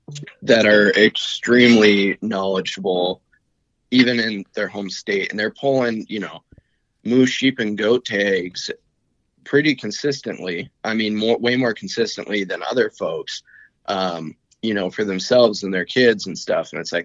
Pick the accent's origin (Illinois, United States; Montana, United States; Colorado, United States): Montana, United States; I was born and raised in Montana and I've never moved out.